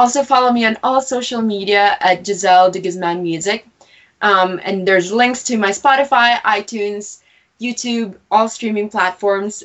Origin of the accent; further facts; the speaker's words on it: Cremona, Alberta, Canada; moved away as an adult; also born or lived in Halifax, Nova Scotia; I grew up in Alberta, in Cremona, Alberta. And I moved out in Halifax, Nova Scotia for university